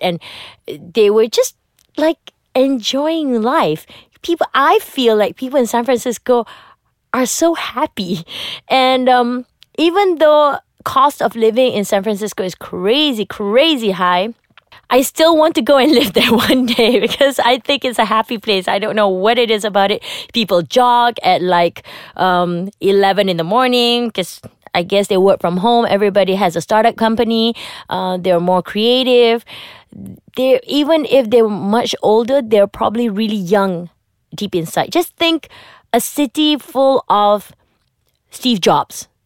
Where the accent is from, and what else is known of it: Malaysia